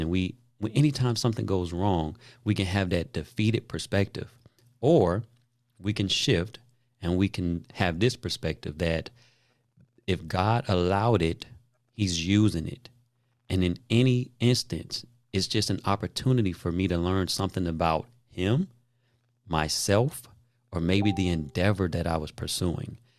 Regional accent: Daytona Beach, Florida, United States; where I grew up in Daytona Beach

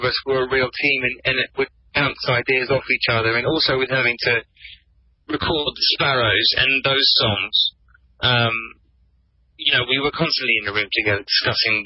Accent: England, United Kingdom; I'm English

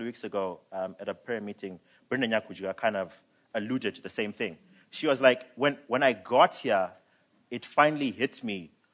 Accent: Zimbabwe; now in South Africa; I'm from Zim. Um, I was born and raised. I came this side in 2008

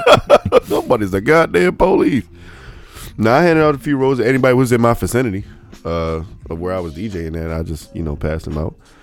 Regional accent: Memphis, Tennessee, United States; Hey, Chattanooga's I'm from Memphis.

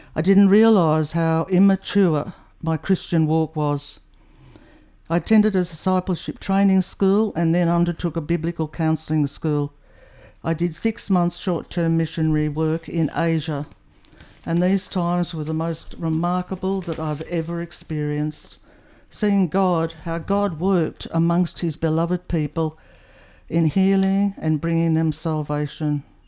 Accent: New South Wales, Australia; I grew up in New South Wales, one of three children

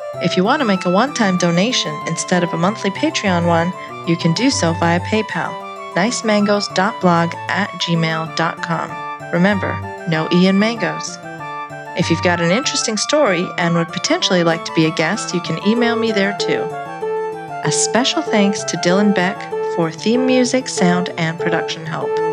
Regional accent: Saudi Arabia; moved away; I grew up in Saudi Arabia.

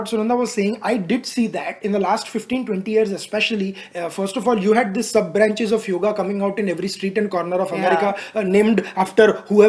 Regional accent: India; as an Indian

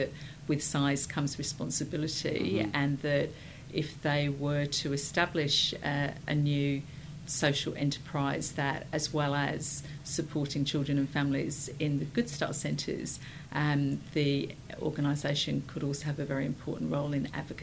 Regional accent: Sussex, South East England, United Kingdom; moved away; I was born in Sussex in the United Kingdom

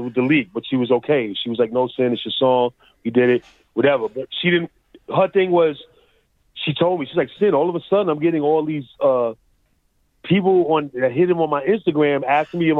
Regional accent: New York City, New York, United States; also born or lived in Bronx; now in Boston, United States; I was from Queens

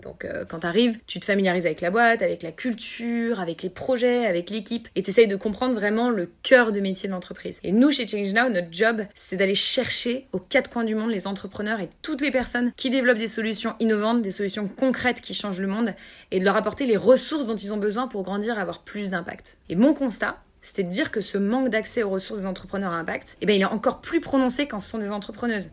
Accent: Lyon, Auvergne-Rhône-Alpes, France; moved away as an adult; now in Paris, France; j'ai 26 ans, je viens de Lyon. Ça fait à peu près 6 ans que j'habite à Paris maintenant.

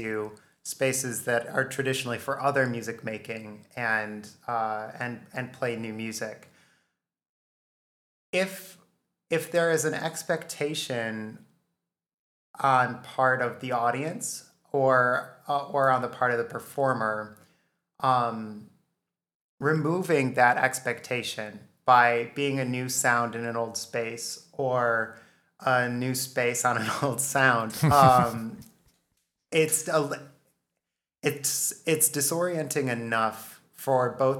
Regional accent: Western New York, United States; We're from West New York, so I said Carnegie instead of Carnegie.

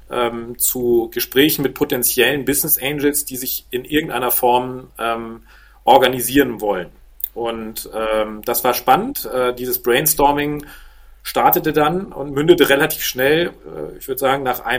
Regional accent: Hamburg, Germany; now in Handewitt, Germany; Ich bin gebürtiger Hamburger und seit mittlerweile ja, fast 15 Jahren Wahl- Flensburger, äh, genauer gesagt sogar Waal-Handewitter äh, in einem Vorort von Flensburg.

